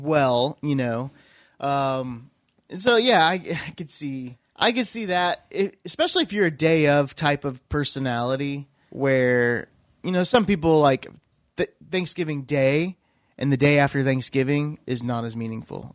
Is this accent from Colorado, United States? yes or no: no; Iowa, United States; also born or lived in Missouri; now in Oklahoma, United States; growing up in Iowa